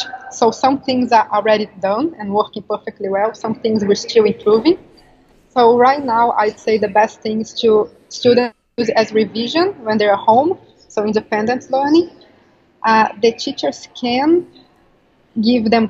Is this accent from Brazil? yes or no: yes; Brazil; moved away as an adult; now in London, United Kingdom; I'm from Brazil